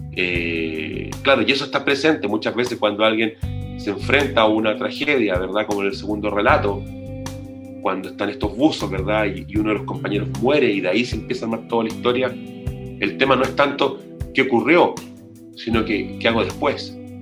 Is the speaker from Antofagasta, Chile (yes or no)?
yes; Antofagasta, Chile; now in Santiago, Chile; yo soy nortino, soy antofagastino, vivo aquí en Santiago hace mucho tiempo